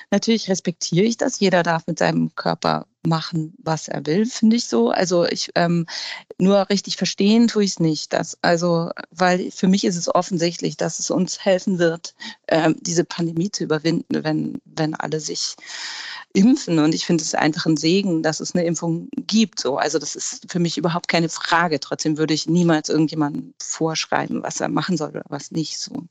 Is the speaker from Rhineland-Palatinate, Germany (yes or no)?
no; Hamburg, Germany; dass Hamburg für mich grundsätzlich die wichtigste Stadt überhaupt ist und meine Heimat